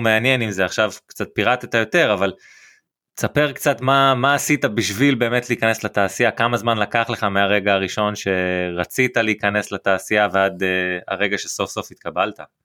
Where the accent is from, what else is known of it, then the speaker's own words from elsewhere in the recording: Shavei Tzion, Northern District, Israel; now in Metula, Israel; אני ושי שכנים במקור משבי ציון גדלנו באמת במרחק של 50 מטרים אחד מהשני